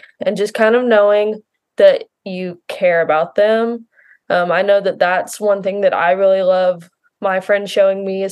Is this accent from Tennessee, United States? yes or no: yes; Nashville, Tennessee, United States; I am from the Nashville, Tennessee area